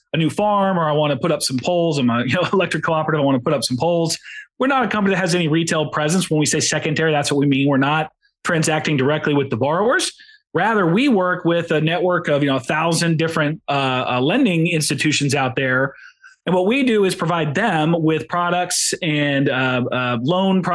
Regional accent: Kentucky, United States; I grew up small town in Kentucky

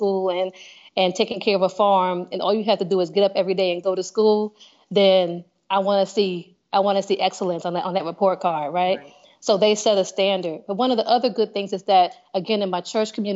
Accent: Paterson, New Jersey, United States; moved away as an adult; also born or lived in Alabama; I grew up in Paterson, New Jersey

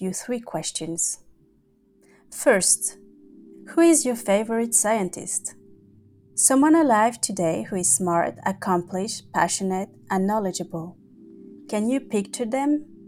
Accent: Navajo Nation, United States; growing up on the Navajo Nation, I grew up in a semi-arid to arid location

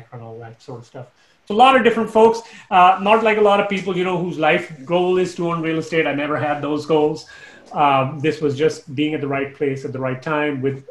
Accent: Canada; moved away as an adult; also born or lived in Toronto; now in Dallas, United States; I'm Canadian.

